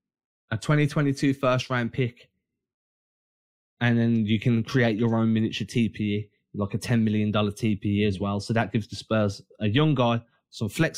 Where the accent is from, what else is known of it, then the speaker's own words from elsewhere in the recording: England, United Kingdom; we're English